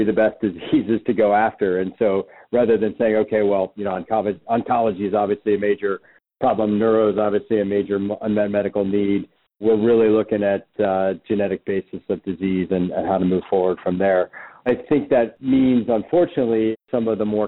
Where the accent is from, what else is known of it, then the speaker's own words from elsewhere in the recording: Cincinnati, Ohio, United States; moved away; I'm from the Midwest originally, grew up in Cincinnati